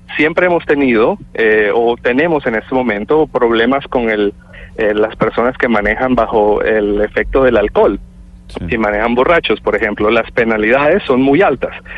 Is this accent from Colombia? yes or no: yes; Colombia; now in Canada; soy colombiano, nacido en Colombia, vivo en Canadá hace ah, muchísimos